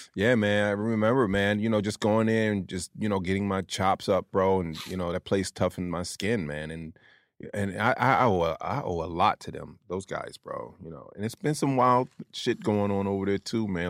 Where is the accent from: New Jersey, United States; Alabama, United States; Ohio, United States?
New Jersey, United States; Atlantic City; moved away; also born or lived in New York; I'm from Jersey, Atlantic City. I lived in New York before I came here, though